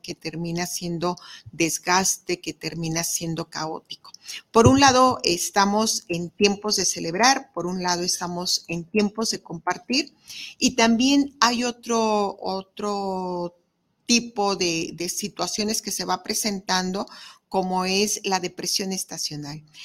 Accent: Mexico

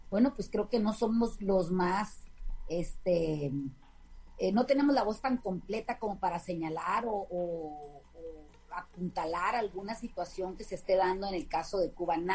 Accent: Mexico; nosotros como mexicanos

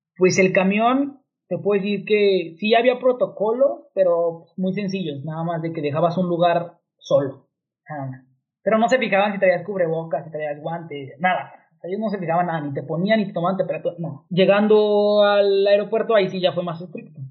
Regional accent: Mexico

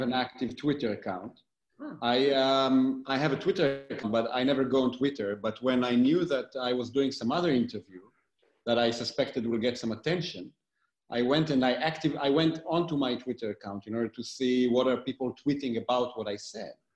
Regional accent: Galilee, Northern District, Israel; moved away as an adult; also born or lived in Tel Aviv / New Haven / Berlin / Heidelberg; now in New York City, United States; I born and raised in Israel. I, uh, um, I grew up in the Galilee, in a very small place on a mountain in the Galilee

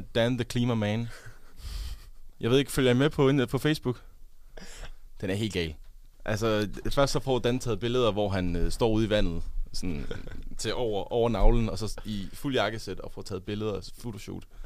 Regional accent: Funen, Southern Denmark, Denmark; moved away; also born or lived in Odense; på Fyn, hvor jeg kommer fra

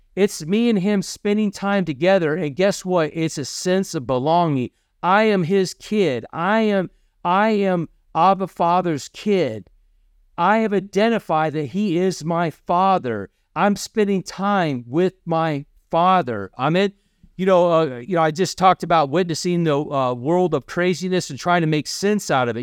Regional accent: Kentucky, United States; I'm from Kentucky.

